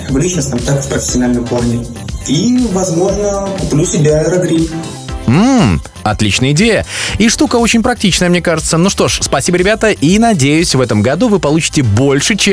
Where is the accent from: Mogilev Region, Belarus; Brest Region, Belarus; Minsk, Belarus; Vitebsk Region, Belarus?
Vitebsk Region, Belarus; Vitebsk; я из Витебска